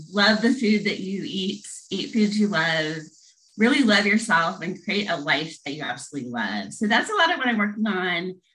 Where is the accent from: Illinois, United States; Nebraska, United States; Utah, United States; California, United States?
Nebraska, United States; Lincoln; moved away as an adult; also born or lived in St. Joseph, Missouri / Knoxville, Tennessee / Kansas; now in Tennessee, United States; So I was born in St. Joseph, Missouri. I grew up in Lincoln, Nebraska from age six to 19.